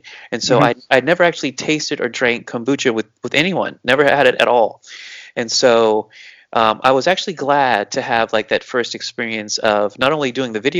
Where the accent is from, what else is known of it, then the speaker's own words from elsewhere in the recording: Cocoa Beach / Melbourne, Florida, United States; moved away; we went back to my hometown. We went back to Cocoa Beach. We went back to Melbourne.